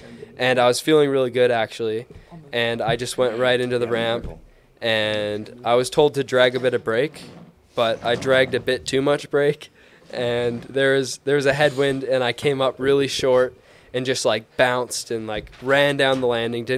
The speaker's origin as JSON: {"language": "English", "town": "Edmonton", "region": "Alberta", "country": "Canada", "tie": "born or raised there", "said": "I grew up in Edmonton, Alberta, Canada"}